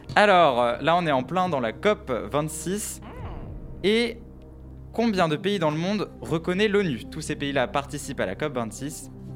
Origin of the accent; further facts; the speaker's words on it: France; on est français